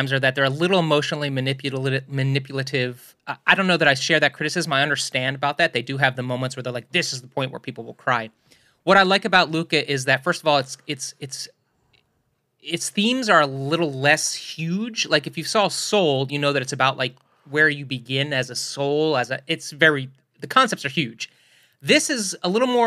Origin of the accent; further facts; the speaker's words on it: New York, United States; coming from New York